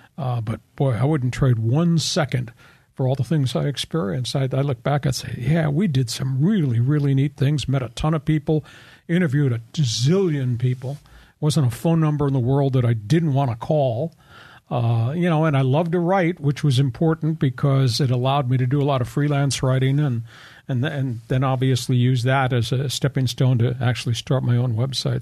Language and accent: English; Long Island, New York, United States; moved away as an adult; also born or lived in Ohio / Phoenix; now in San Diego, United States; I grew up on Long Island